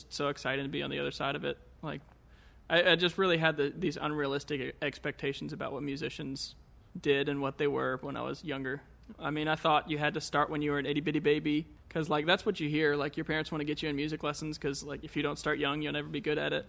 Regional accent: Teays Valley, West Virginia, United States; also born or lived in Richmond; I grew up in Taze Valley

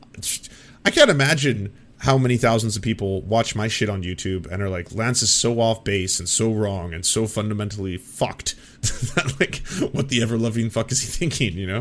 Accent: Canada; I'm just a Canadian all up here in the north. We do things different up in this part of the world

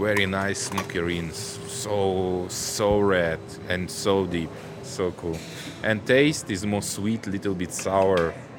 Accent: Kyiv, Ukraine; moved away as an adult; now in Shenzhen, China; I'm from Ukraine, Kyiv.

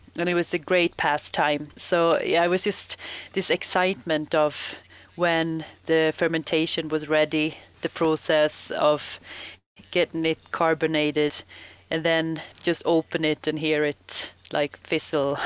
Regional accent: Sweden; moved away as an adult; the environment I I grew up in in Sweden.

